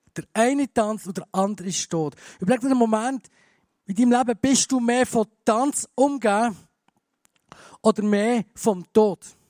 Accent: Bern, Switzerland; moved away as an adult; now in Graubünden, Switzerland; Ich bin ja Berner. Das hört man vielleicht noch ein bisschen

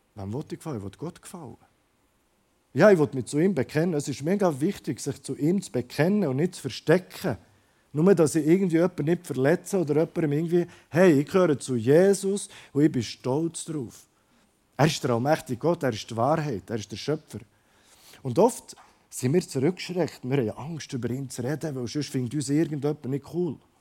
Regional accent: Croatia; moved away; ich komme aus Kroatien ursprünglich

